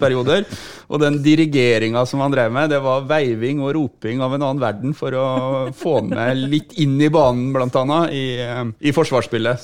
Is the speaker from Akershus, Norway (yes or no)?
no; Tromsø, Troms, Norway; jeg faktisk Født i Tromsø